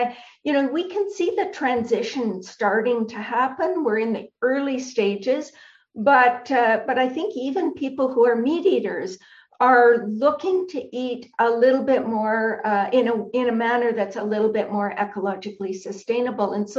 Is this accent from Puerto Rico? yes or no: no; Canada; I'm a Canadian